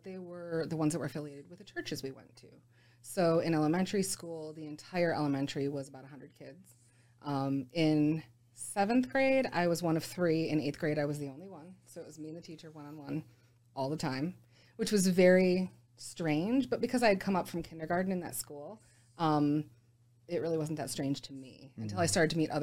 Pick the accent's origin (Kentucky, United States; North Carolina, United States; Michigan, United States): Michigan, United States; Utica; So I was born in Utica, Michigan, technically at Royal Oak, Beaumont. And lived there a good chunk of my life